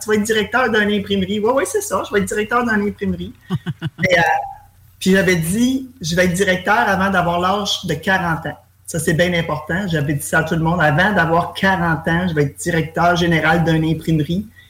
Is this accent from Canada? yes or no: yes; Granby, Quebec, Canada; moi, je suis de Grimby